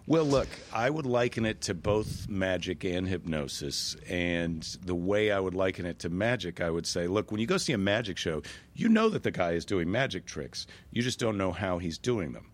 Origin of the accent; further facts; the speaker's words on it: Minneapolis, Minnesota, United States; Minneapolis, my hometown